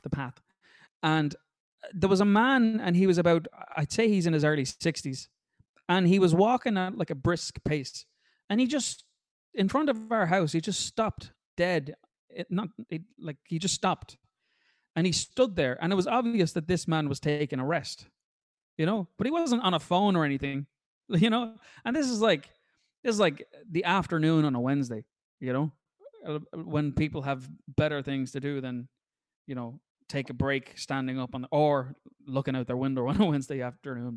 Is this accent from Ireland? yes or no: yes; Ireland; us as Irish people